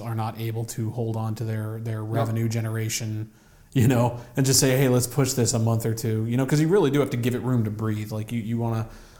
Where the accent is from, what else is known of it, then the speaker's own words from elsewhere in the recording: United States; growing up in America